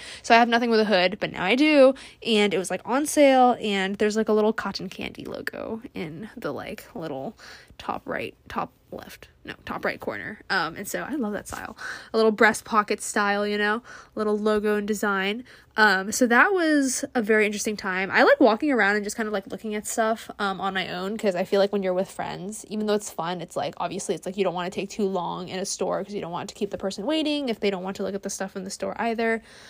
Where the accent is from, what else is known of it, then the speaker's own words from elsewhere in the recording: California, United States; and I feel like since I'm from California and like wildfires are like totally a thing